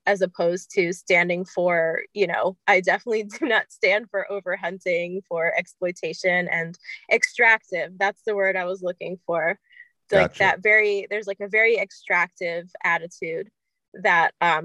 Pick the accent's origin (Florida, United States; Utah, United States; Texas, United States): Florida, United States; Miami; now in New York City, United States; I grew up in Miami and now I live in New York